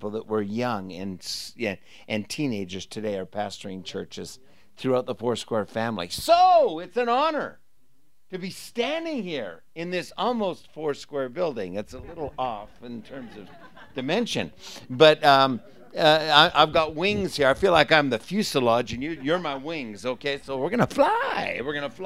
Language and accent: English; Canada; moved away as an adult; also born or lived in Portland; I grew up in Canada